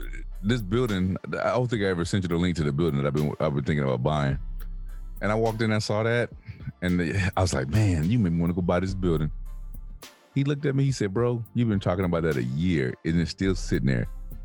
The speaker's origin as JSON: {"language": "English", "region": "New York", "country": "United States", "said": "I'm from New York."}